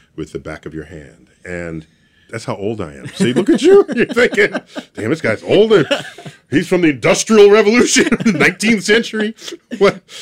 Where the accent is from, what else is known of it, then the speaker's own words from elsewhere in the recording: New York City, New York, United States; I was born and raised in New York City